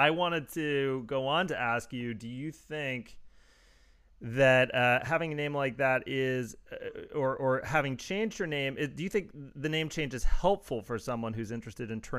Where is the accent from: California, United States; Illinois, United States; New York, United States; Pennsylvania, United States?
California, United States; Los Angeles; And he went, where you from? And I said, I'm from Los Angeles, where that shit is legal.